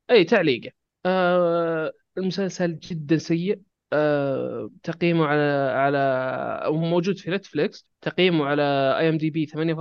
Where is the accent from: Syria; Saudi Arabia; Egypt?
Saudi Arabia; عندنا بالسعوديه